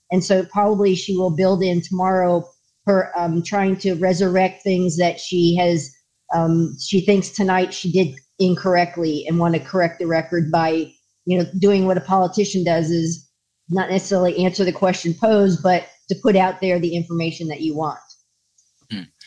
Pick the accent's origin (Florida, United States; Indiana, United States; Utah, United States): Florida, United States; I grew up in Florida, was a police officer in Florida